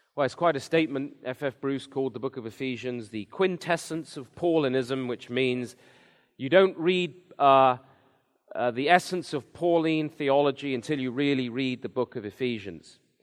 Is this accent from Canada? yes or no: no; England, United Kingdom; moved away as an adult; I'm from England originally, came here ten years ago now.